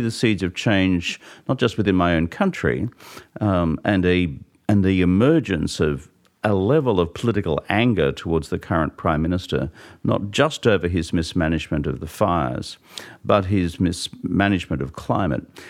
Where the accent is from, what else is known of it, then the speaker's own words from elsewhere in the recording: Australia; I grew up on a farm in rural Australia